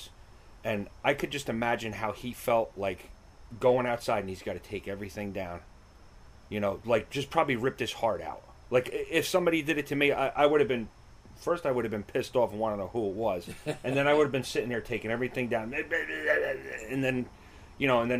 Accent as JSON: {"language": "English", "town": "Wayne", "region": "New Jersey", "country": "United States", "tie": "born or raised there", "lives_now": "Hawthorne, United States", "said": "I grew up in Wayne."}